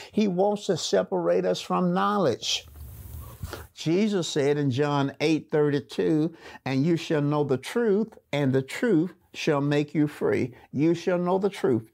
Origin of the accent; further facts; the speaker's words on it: Birmingham, Alabama, United States; I was raised up in a small community in Birmingham called Waller.